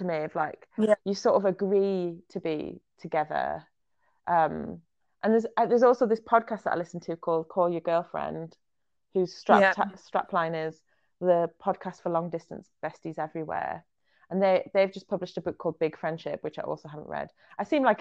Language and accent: English; Israel; I was born in Israel